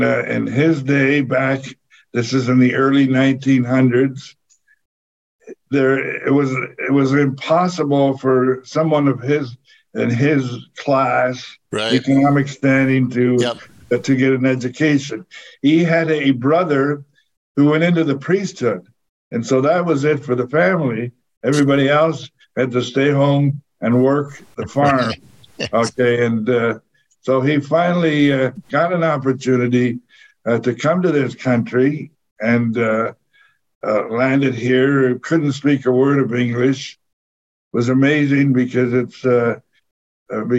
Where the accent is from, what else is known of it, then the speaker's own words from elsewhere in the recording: Ingersoll, Ontario, Canada; moved away as an adult; now in Kitchener, Canada; I grew up in Ingersoll